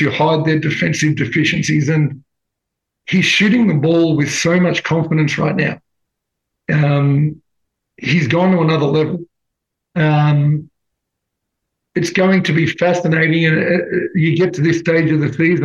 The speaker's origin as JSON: {"language": "English", "country": "Australia", "said": "as an Australian"}